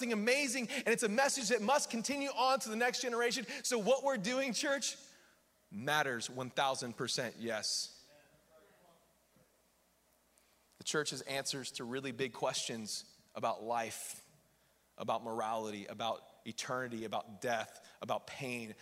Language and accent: English; United States; I'm American